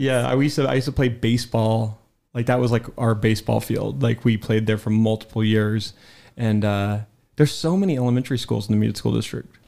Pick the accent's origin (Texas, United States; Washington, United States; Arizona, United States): Washington, United States; Spokane; also born or lived in Chicago; we moved away from Spokane when I was, like, in fourth grade and moved to Chicago for a year